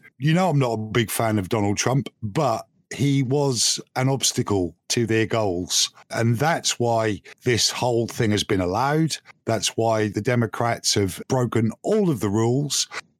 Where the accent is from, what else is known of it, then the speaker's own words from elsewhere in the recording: United Kingdom; You know, I'm a Brit, and I shouldn't be concerned.